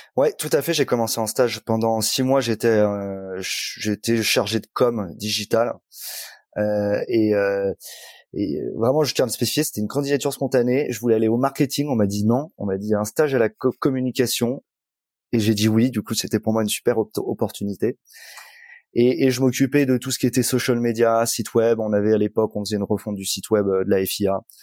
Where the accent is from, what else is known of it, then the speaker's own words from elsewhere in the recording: Angoulême, Nouvelle-Aquitaine, France; moved away; also born or lived in Bordeaux; moi, je suis charentais, je suis d'Angoulême. j'ai fait mes études là-bas.